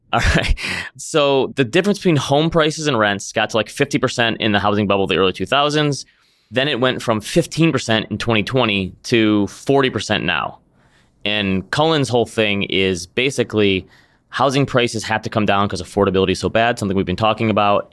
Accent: Midwest, United States; being a Midwesterner

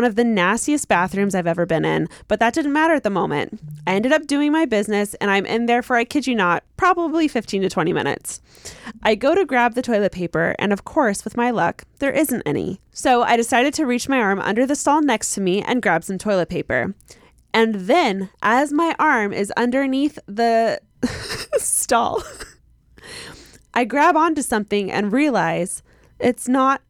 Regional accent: Utah, United States; you can say my name. I'm from Utah.

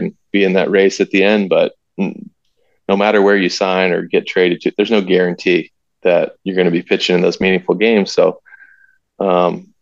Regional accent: North Carolina, United States; I'm from North Carolina

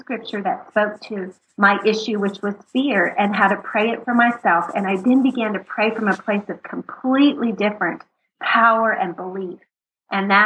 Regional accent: Texas, United States; we're from Texas

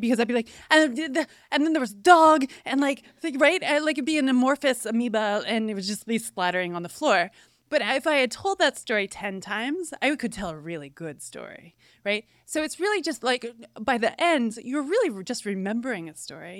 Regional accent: Cooperstown, New York, United States; now in Gainesville, United States; I was raised in Cooperstown, New York, a tiny little village

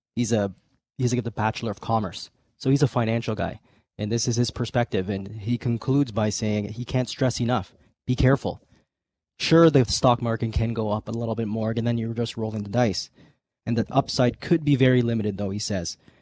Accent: Canada; us Canadians

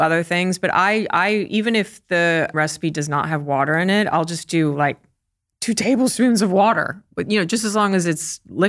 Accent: United States; and I'm American, so I can say that.

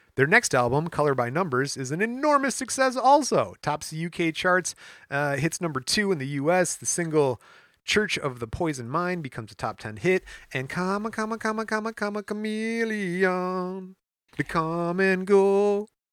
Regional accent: Michigan, United States; we're from Michigan

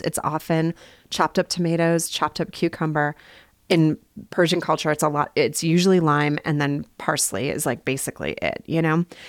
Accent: Bismarck, North Dakota, United States; also born or lived in Minnesota; now in Salt Lake City, United States; I grew up in Bismarck, North Dakota

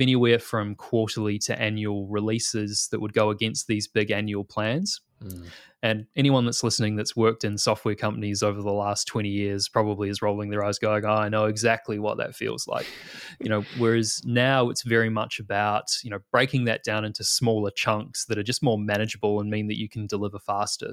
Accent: New Zealand; moved away as an adult; now in Australia

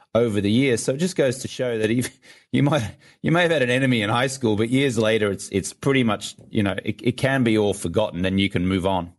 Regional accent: Brisbane, Queensland, Australia; moved away as an adult; also born or lived in London; now in Los Angeles, United States; I'm from Brisbane, Australia, but I was living in London at, at that time

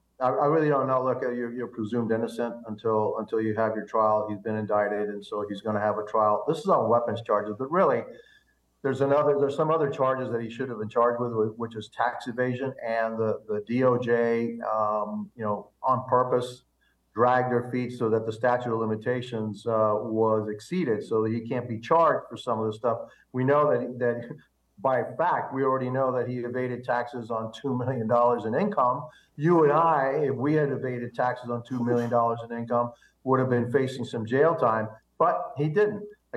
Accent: Cuba; now in United States; Remember, I came from Cuba, and the Russian government helped keep my people, still is helping keep the Cuban people under the yoke of communism.

